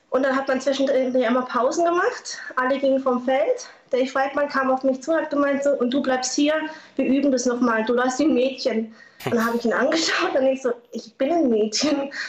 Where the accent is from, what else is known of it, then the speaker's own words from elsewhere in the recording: Lörrach, Baden-Württemberg, Germany; Und ich komme ja aus Lörrach, da kannte man das auch nicht so.